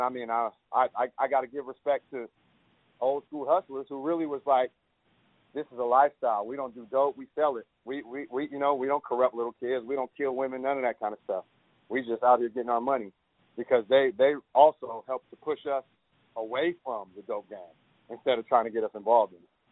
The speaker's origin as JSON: {"language": "English", "town": "Oakland", "region": "California", "country": "United States", "tie": "born or raised there", "said": "growing up in Oakland"}